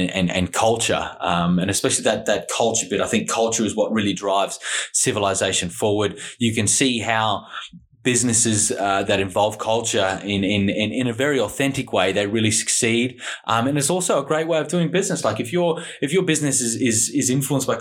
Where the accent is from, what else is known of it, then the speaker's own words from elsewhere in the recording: Australia; now in Dubai, United Arab Emirates; I'm an Australian guy. I live here in Dubai in the UAE